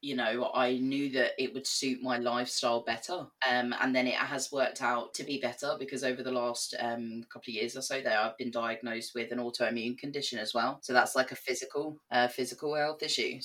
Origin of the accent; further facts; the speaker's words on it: England, United Kingdom; moved away as an adult; also born or lived in Belfast; now in Northern Ireland, United Kingdom; I left school when I was 16, went to college in England. We didn't have a sixth form, so I went on to college and did my A-levels. And then obviously you can hear I'm not from Northern Ireland. So I moved over here when I was 19.